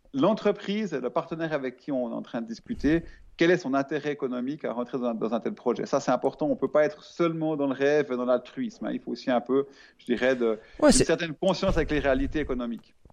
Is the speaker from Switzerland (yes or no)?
yes; Switzerland; je suis suisse